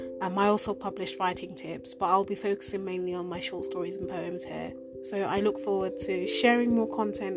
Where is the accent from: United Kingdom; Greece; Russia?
United Kingdom; I'm a British-born Nigerian